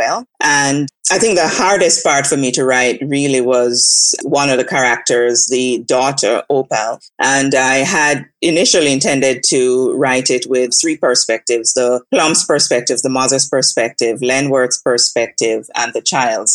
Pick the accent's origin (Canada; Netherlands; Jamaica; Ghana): Jamaica; also born or lived in Brooklyn, New York; now in United States; I grew up in Jamaica, and then when I moved here, I lived in Brooklyn for about 8 or so years